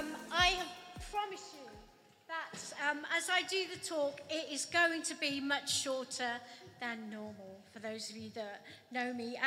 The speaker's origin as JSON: {"language": "English", "region": "Wales", "country": "United Kingdom", "moved": "yes", "said": "And I'm from Wales, really cold in the winter."}